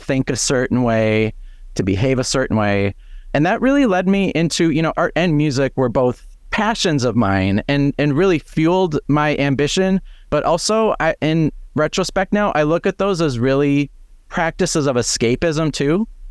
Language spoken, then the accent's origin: English; Fargo, North Dakota, United States; moved away as an adult; now in Twin Cities, United States; growing up in Fargo, North Dakota